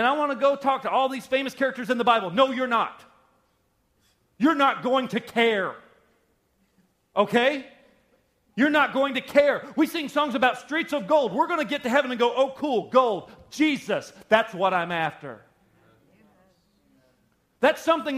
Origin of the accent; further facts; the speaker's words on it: the South, United States; I grew up in the South